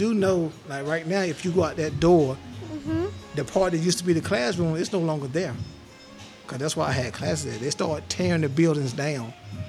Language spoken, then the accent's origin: English; Elberton, Georgia, United States; moved away as an adult; now in Athens, United States; I was born and raised in Elberton. I don't live here currently, but I live in Athens now, but I was born and raised here.